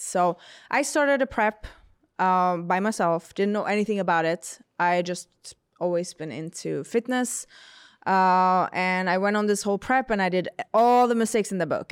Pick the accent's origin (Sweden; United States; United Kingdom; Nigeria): Sweden; moved away; I'm from Sweden